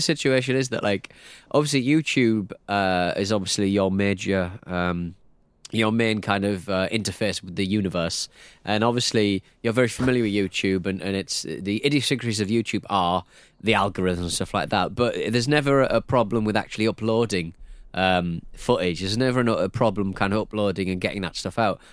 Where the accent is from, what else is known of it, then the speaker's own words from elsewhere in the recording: United Kingdom; I'm very British